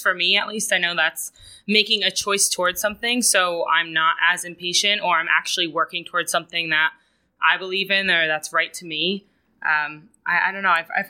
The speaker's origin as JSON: {"language": "English", "region": "Rhode Island", "country": "United States", "tie": "born or raised there", "said": "I was in Rhode Island, my hometown."}